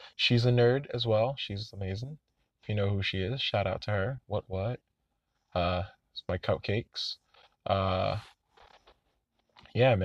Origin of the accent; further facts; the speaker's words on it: Orlando, Florida, United States; I'm from Orlando